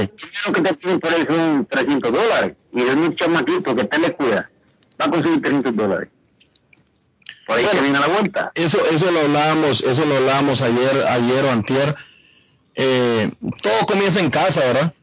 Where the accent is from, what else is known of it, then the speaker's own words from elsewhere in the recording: Zacapa, Guatemala; moved away; en la región de, de donde yo vengo, Rafi, ah. usamos mucha arma. de, de, de de, de Zacapa en, Guatemala